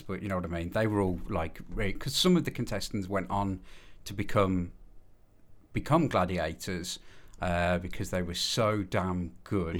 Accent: Birmingham, West Midlands, United Kingdom; I'm from Birmingham, and I'm known as …

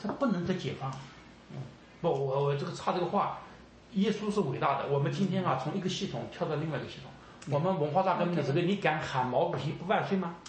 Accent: China; 我们中国人嘛是不相信爱有多么伟大

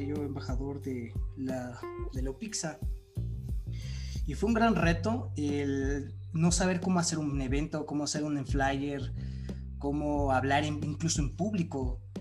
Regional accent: Mexico; nosotros ya no somos el futuro de México

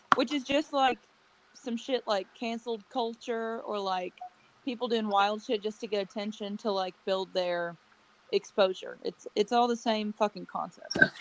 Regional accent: Berea, United States; born or raised there

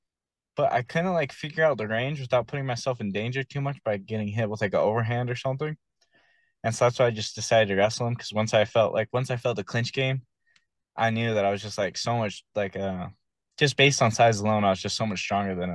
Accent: South Salt Lake, Utah, United States; I grew up in South Salt Lake

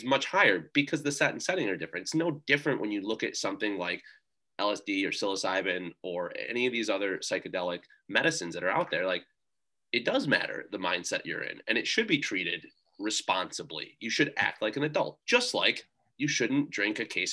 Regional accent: United States

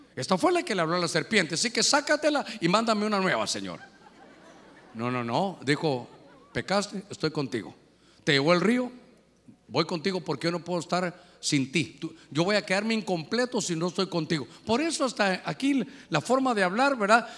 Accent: Honduras; cuántos somos de Honduras

